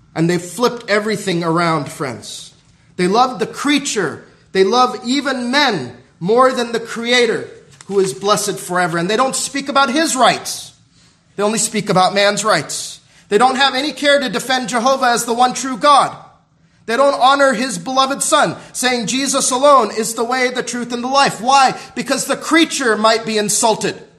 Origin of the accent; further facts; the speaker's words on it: Southern California, United States; when I was growing up in Southern California